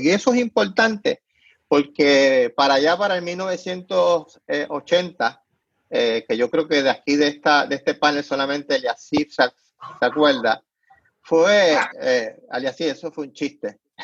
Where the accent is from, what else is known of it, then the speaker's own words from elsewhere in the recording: Puerto Rico; moved away; soy puertorriqueño, es mi identidad